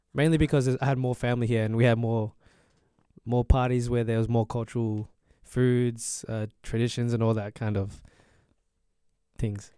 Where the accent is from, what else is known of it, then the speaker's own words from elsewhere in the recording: Australia; I'm Australian